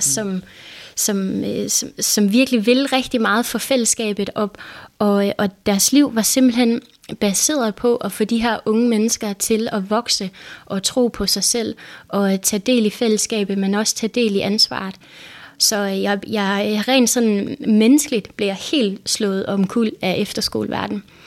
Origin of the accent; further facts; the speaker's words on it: Denmark; jeg var fra Danmark